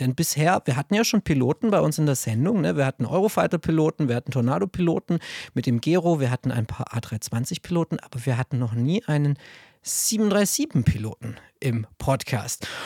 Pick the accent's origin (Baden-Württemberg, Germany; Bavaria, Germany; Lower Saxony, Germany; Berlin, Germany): Baden-Württemberg, Germany; Stuttgart; ich bin Schwabe, ich bin in Cannstatt geboren